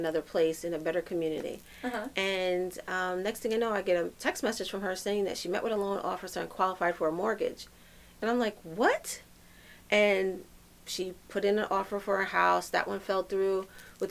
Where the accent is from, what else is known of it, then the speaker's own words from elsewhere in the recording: New York City, New York, United States; And I'm a New Yorker, and I've been in every urban community in New York City out of all five boroughs